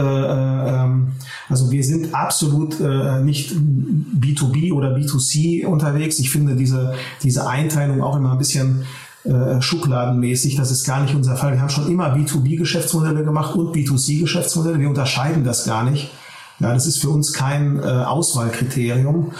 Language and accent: German; Ruhr area, North Rhine-Westphalia, Germany; also born or lived in Berlin; Wir sitzen in Essen. Äh, wir kommen aus der Region. Wir haben auch die letzten zehn Jahre sehr erfolgreich in der Region gearbeitet und äh, das ist hier unsere Heimat